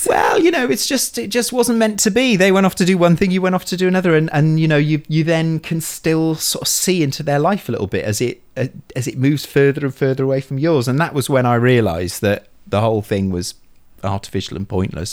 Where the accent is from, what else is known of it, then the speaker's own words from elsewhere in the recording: Bolton, North West England, United Kingdom; I was born in Bolton